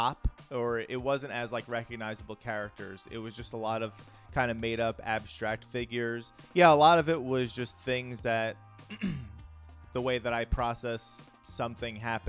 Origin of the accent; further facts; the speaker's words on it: New York City, New York, United States; I grew up in the Bronx in the 80s and 90s.